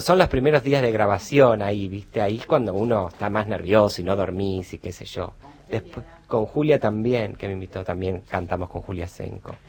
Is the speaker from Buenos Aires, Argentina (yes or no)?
yes; Buenos Aires, Argentina; Yo me crié bastante con mi abuelo y mi abuela, en Caballito.